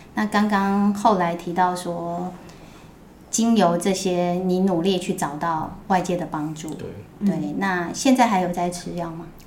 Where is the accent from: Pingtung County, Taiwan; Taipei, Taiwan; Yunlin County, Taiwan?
Taipei, Taiwan; 我们以前住的那个地方还有那种， 因为在大王洞，对。那种旧社区